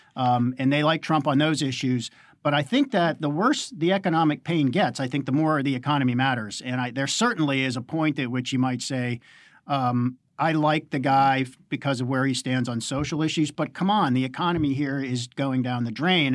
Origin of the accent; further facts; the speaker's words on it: Pittsburgh, Pennsylvania, United States; my hometown, Pittsburgh